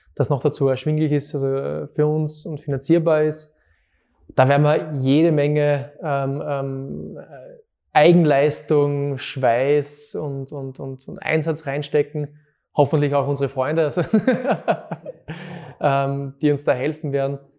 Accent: Fohnsdorf, Styria, Austria; moved away as an adult; now in Graz, Austria; ich bin aus Fonsdorf, genau. Aus Fonsdorf, Zeltweg maturiert in der HTL, Bautechnik.

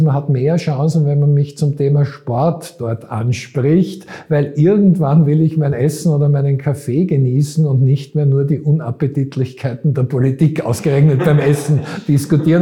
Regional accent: Vienna, Austria; also born or lived in Graz; Wiener wie ich

